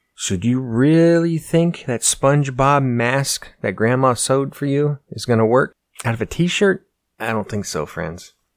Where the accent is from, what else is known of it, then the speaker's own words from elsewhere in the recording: United States; As an American